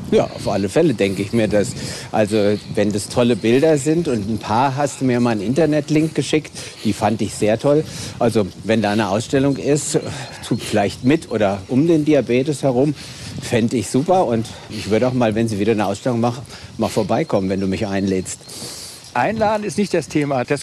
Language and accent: German; Wiesbaden, Hesse, Germany; wir beide kommen ja aus Hessen, ich aus Wiesbaden.